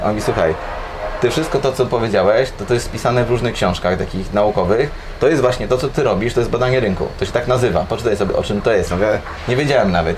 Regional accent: Gdańsk, Pomeranian Voivodeship, Poland; jestem z Gdańska i tutaj też mieszkam i większość czasu tutaj spędzam

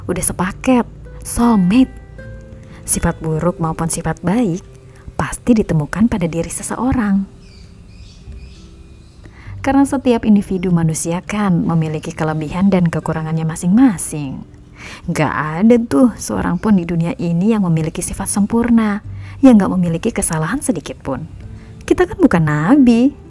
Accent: Medan, North Sumatra, Indonesia; born there; Ibuku pernah cerita, aku lahir di Medan, tepatnya di Raja Lama Belawan dibantu seorang bidan bernama Hanum Masta.

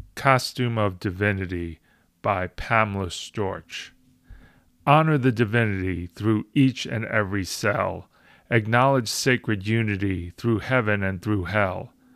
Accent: United States; I present as an American of Italian heritage.

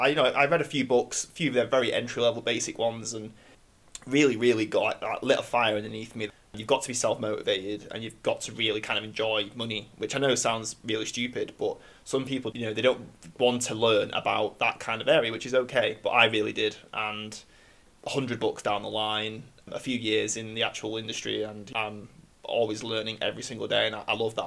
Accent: Manchester, North West England, United Kingdom; I'm 26 and... I'm from Manchester.

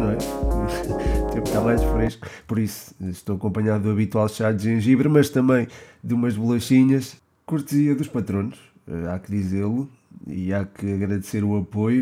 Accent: Portugal; como português

